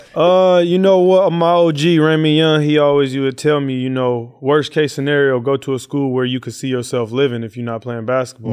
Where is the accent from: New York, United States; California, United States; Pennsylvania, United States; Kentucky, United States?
California, United States; Oakland; growing up in East Oakland